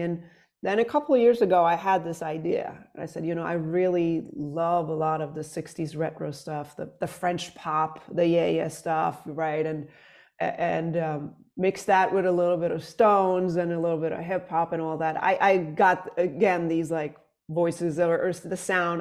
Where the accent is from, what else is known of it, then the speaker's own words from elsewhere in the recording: Sweden; moved away as an adult; now in New York, United States; I'm from Sweden originally